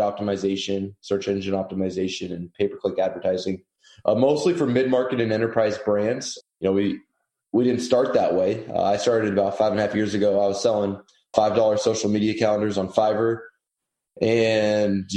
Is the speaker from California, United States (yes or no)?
yes; California, United States; moved away as an adult; now in Austin, United States; I'm from California originally.